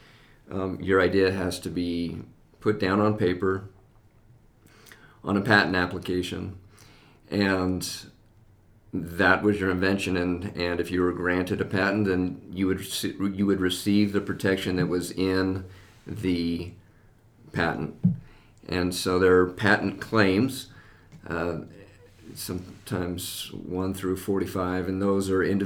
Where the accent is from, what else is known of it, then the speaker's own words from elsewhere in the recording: West Valley City, Utah, United States; moved away as an adult; also born or lived in Texas; I grew up in West Valley, and when we moved back to Utah, we moved back to West Valley.